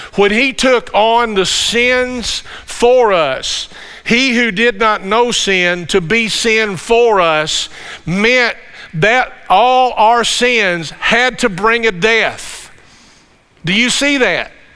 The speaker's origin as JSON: {"language": "English", "town": "Campbellsville", "region": "Kentucky", "country": "United States", "said": "we're from the Campbellsville area. This is home for us"}